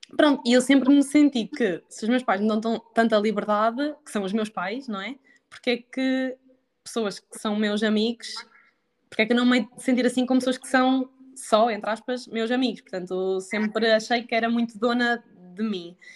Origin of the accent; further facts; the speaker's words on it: Sangalhos, Aveiro District, Portugal; moved away as an adult; now in Coimbra, Portugal; Sou de Aveiro, mais precisamente de uma terriola chamada Sangalhos